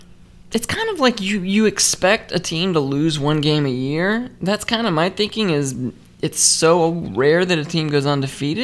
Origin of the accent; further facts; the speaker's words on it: South Carolina, United States; now in Atlanta, United States; I was born in South Carolina.